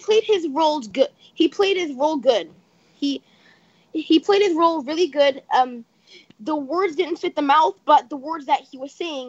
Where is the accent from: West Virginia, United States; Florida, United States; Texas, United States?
West Virginia, United States; I was born in West Virginia